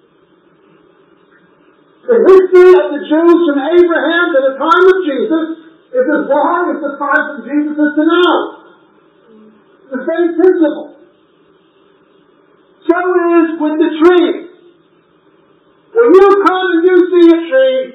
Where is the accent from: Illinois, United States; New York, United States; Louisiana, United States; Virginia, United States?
New York, United States; moved away; I grew up in New York and there's hundreds and hundreds of skyscrapers